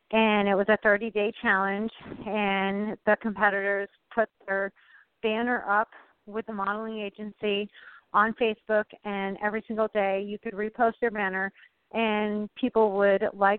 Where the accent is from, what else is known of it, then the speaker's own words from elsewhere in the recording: Vermont, United States; I'm from Vermont